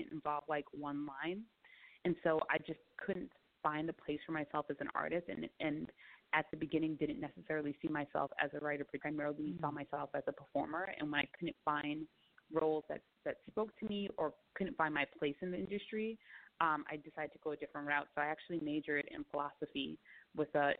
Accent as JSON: {"language": "English", "town": "New York City", "region": "New York", "country": "United States", "tie": "born or raised there", "also_born_or_lived": "Queens / Manhattan / the Bronx", "said": "I'm from New York. I was born and raised in Bed-Stuy in Brooklyn"}